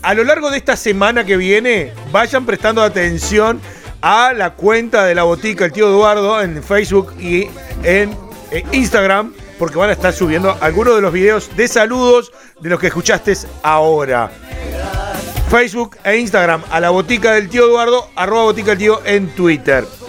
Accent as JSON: {"language": "Spanish", "country": "Uruguay", "said": "nuestro Uruguay"}